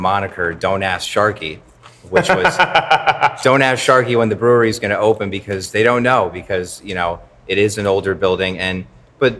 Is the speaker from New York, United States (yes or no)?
no; Newtown, Connecticut, United States; my hometown of Newtown, Connecticut